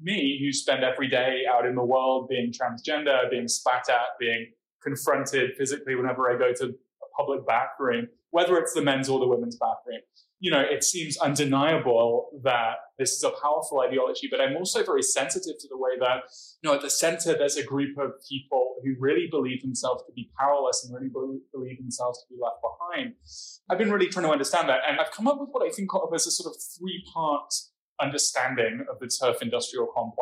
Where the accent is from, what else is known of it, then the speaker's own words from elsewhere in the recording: United Kingdom; now in Berkeley, United States; As a British person